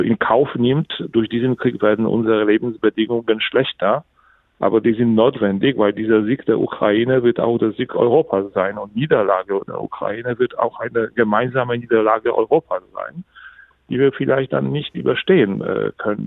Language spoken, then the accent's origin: German; Poland; ich fand das als Pole